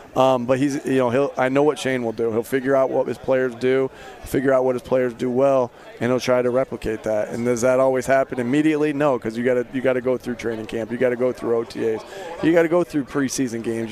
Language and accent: English; East Coast, United States; I grew up on the East Coast